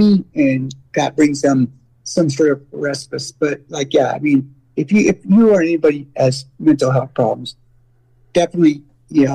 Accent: San Francisco Bay Area, California, United States; I grew up in the San Francisco Bay Area

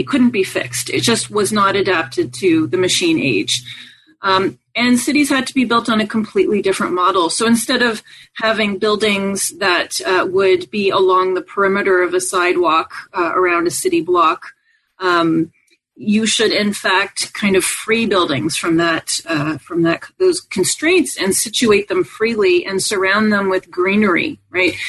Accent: Montreal, Quebec, Canada; I grew up in Montreal, Canada

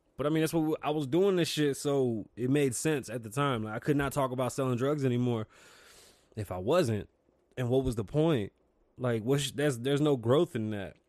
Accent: New York City, New York, United States; now in Las Vegas, United States; I am from the Bronx.

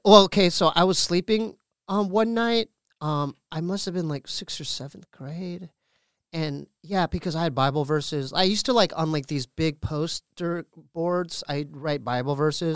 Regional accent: Poway, California, United States; We're from Poway

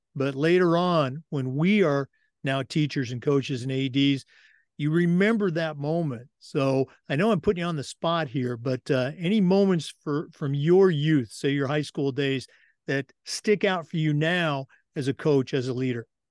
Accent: West Coast, United States; moved away as an adult; now in Florida, United States; born and raised on the West Coast and has lived in Florida now for twenty years

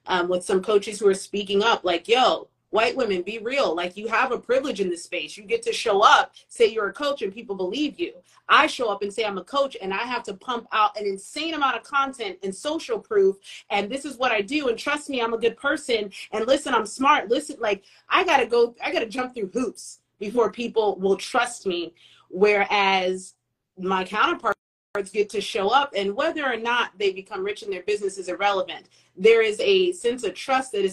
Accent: United States; We grew up in America

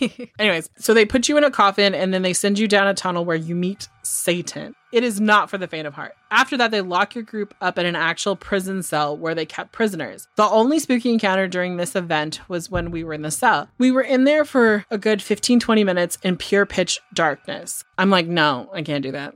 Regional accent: California, United States; I'm from California

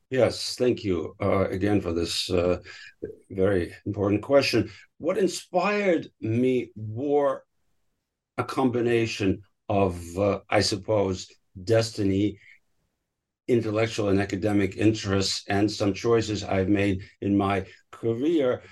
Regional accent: Moscow, Russia; I was born in Moscow when it was still the Soviet Union in 1967.

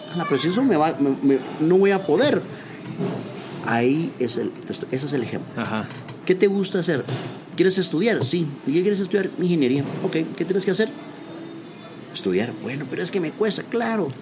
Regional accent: Guatemala; soy guatemalteco

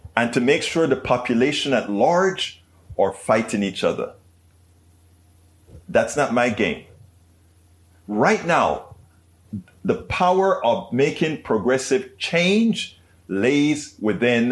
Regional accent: Panama; moved away; I was raised in Panama

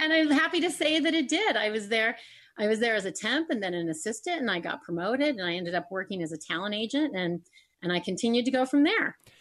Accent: Indio, California, United States; moved away as an adult; also born or lived in Los Angeles; I'm from a small town. I'm from the Coachella Valley, Indio

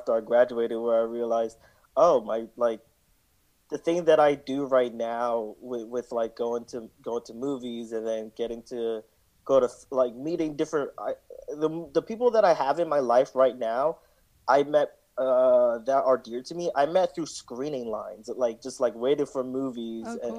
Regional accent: New York City, New York, United States; I grew up in Brooklyn and went to like Brooklyn middle schools

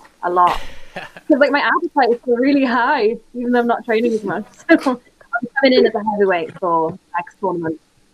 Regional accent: Wales, United Kingdom; now in Ireland; I'm also not from England. Wales.

